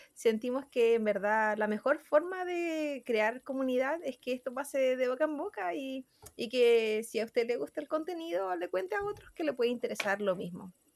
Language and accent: Spanish; Chile; nuestros compatriotas